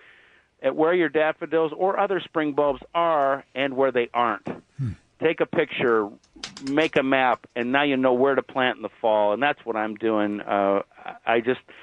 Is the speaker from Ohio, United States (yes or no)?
yes; Cleveland, Ohio, United States; moved away; I grew up in Cleveland, where my grandparents are buried at Lakeview Cemetery